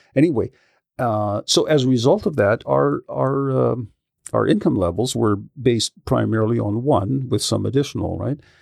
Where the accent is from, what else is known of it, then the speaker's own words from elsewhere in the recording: Yarrow, British Columbia, Canada; I grew up in Yarrow. So, you know, rural kind of country kid